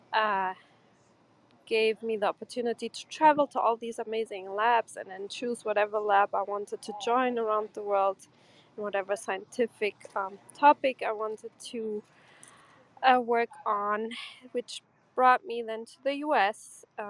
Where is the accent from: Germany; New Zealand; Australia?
Germany; English is a second language; also born or lived in Portugal; I'm from Portugal. I grew up in Germany as an immigrant kid